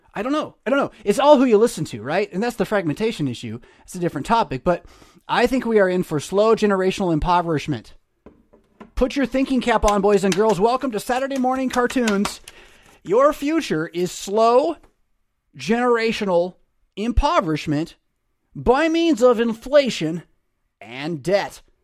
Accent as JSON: {"language": "English", "country": "United States", "said": "my rights as an American citizen"}